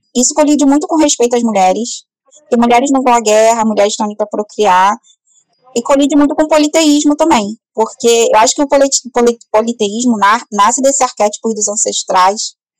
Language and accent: Portuguese; Rio de Janeiro, Brazil; Eu vim do Complexo do Alemão, que é uma grande favela aqui do, do Rio